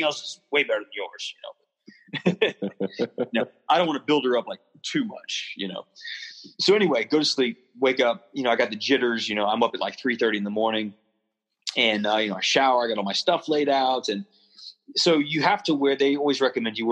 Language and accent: English; Charleston, South Carolina, United States; I'm from the South, right? From Charleston